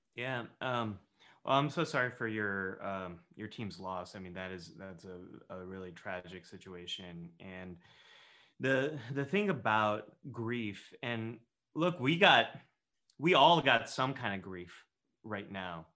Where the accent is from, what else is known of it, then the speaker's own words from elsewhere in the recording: Northern California, United States; I grew up in Northern California